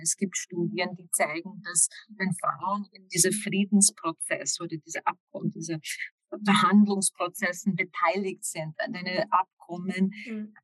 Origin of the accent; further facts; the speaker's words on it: Washington, District of Columbia, United States; German is a second language; moved away as an adult; also born or lived in Moscow / Brussels; Ich komme ursprünglich aus Amerika, aus Washington, D.C.